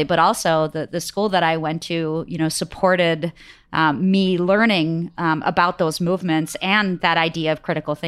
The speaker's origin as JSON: {"language": "English", "town": "Detroit", "region": "Michigan", "country": "United States", "tie": "born or raised there", "also_born_or_lived": "Bangalore, India", "said": "So I grew up in Detroit, and so it was in state for me."}